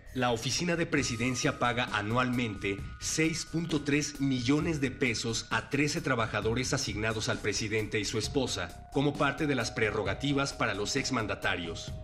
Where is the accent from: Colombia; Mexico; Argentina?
Mexico; como mexicano